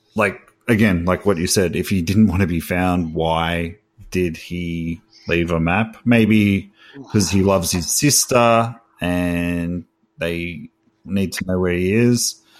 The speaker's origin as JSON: {"language": "English", "country": "Australia", "said": "I'm from Australia"}